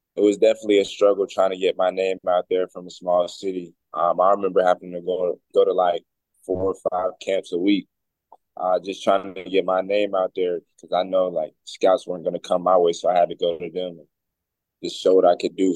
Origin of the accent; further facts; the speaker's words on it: High Point, North Carolina, United States; moved away as an adult; now in Seattle, United States; I'm from High Point, North Carolina